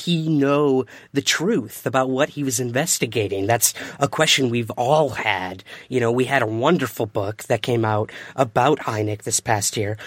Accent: Syracuse, New York, United States; from Syracuse, New York, my hometown

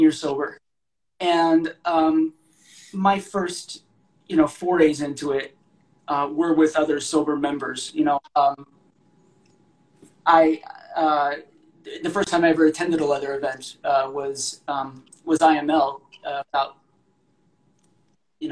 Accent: Oklahoma City, Oklahoma, United States; moved away; also born or lived in New York; I grew up in Oklahoma City and also for a bit in New York.

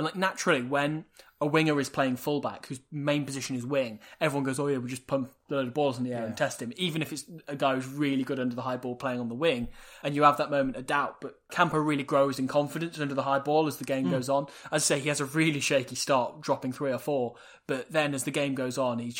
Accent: Wales, United Kingdom; I'm Welsh and I'm biased.

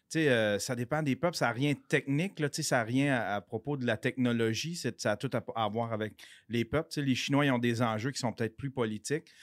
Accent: Abitibi, Quebec, Canada; moved away as an adult; now in Montreal, Canada; je viens de l'Abitibi. J'ai été caméraman sur pour les nouvelles en Abitibi. Mais il n'y avait pas assez de job en Abitibi, fait que je suis venu ici à Montréal

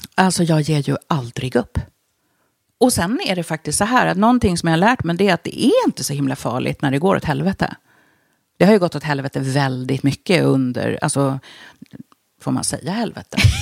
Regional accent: Stockholm, Stockholm County, Sweden; also born or lived in Budapest, Hungary; Jag är född i Budapest

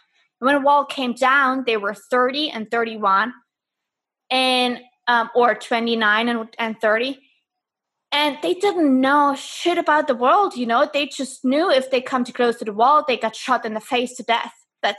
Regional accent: Dresden, Saxony, Germany; And then I say like, well, I'm from Germany. But the very first question, 99% of the time is, oh, which part? And then I say like, well, I'm from Dresden.

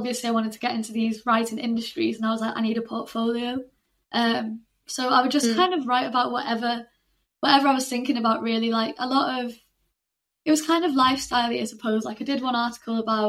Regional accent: St Helens, North West England, United Kingdom; moved away as an adult; now in Salford, United Kingdom; I'm from St Helens, which is like 40 minutes down the road from Manchester. It's like right in between Manchester and Liverpool.

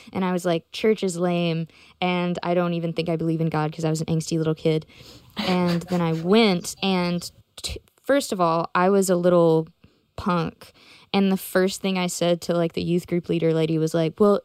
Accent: Memphis, Tennessee, United States; I grew up in Memphis

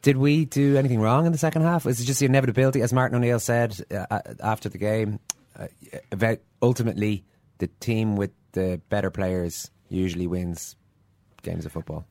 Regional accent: Ireland; us Irish fans over here

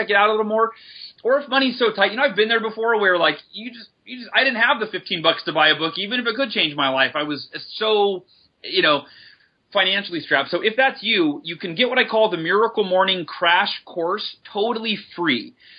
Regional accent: California, United States; Down near San Diego.

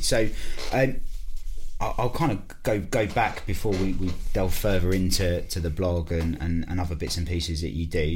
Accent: Basildon, East of England, United Kingdom; I'm from Basildon in Essex

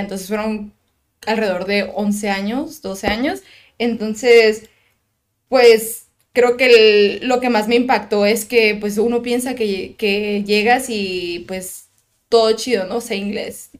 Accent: Tijuana, Baja California, Mexico; also born or lived in United States; toda mi vida he vivido en Tijuana

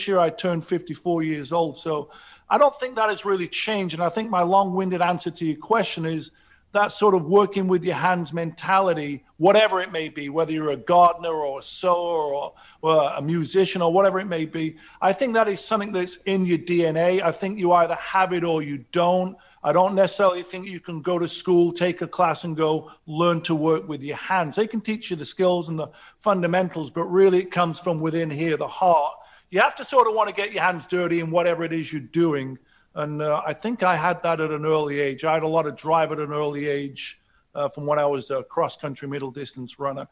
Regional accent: Sheffield, Yorkshire and the Humber, United Kingdom; now in Los Angeles, United States; I grew up in Sheffield, working class

